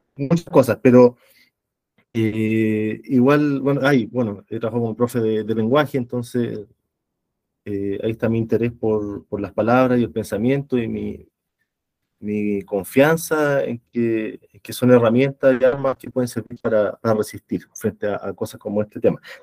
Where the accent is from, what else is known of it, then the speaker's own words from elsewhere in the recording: Santiago, Santiago Metropolitan Region, Chile; soy de Santiago